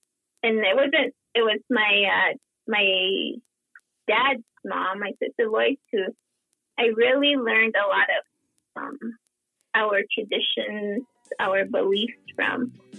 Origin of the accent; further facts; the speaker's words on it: Third Mesa, Arizona, United States; accent: Third Mesa slang; moved away as an adult; also born or lived in Polacca, Arizona; I'm from Palakka or Kisumovi, but I lived in Cape Town until I was in college. So I had like the Third Mesa slang too